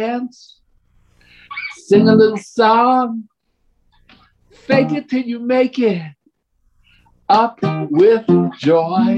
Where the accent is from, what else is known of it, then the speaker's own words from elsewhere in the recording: New York City, New York, United States; moved away; also born or lived in Colorado; I grew up in the South Bronx, so it's South Central Bronx